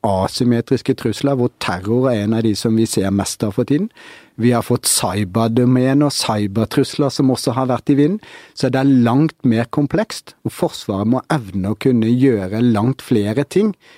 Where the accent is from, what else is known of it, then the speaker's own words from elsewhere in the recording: Norway; vi som nordmenn